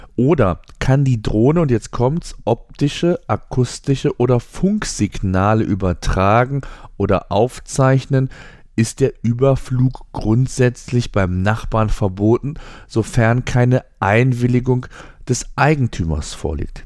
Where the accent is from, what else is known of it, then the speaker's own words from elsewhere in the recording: Germany; bei uns in Deutschland